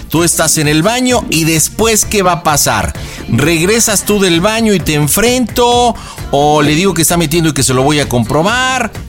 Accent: Puebla, Mexico; now in Mexico City, Mexico; Ok, ¿estamos en un hotel en la Ciudad de México donde radicas o en Puebla de donde soy yo?

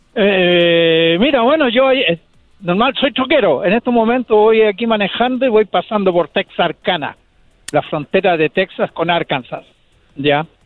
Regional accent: Chile; now in United States

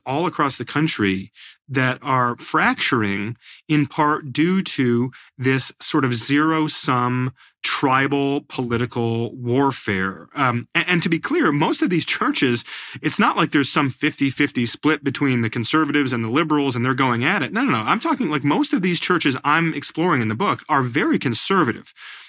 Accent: New York, United States; born there; he's the pastor of the church where I was born up in the Hudson Valley.

